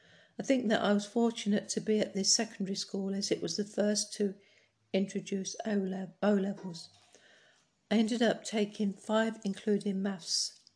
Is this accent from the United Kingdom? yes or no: yes; Bournemouth, South West England, United Kingdom; moved away as an adult; also born or lived in Bristol / Burton Latimer; born 1941. I was born in Bournemouth to George Frank and Mabel Florence, maiden name Petty.